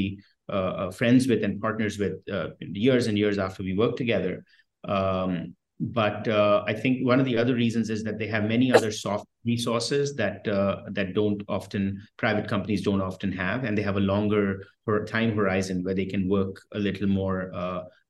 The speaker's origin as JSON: {"language": "English", "town": "New Delhi", "region": "Delhi", "country": "India", "tie": "born or raised there", "also_born_or_lived": "France / United States", "moved": "yes", "said": "I grew up in India, and I went to school in France and in the US."}